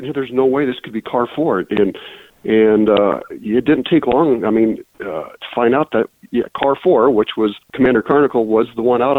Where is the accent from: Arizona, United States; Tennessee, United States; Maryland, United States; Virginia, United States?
Arizona, United States; West Valley; moved away; I was born and raised in the West Valley, and I ended up patrolling it.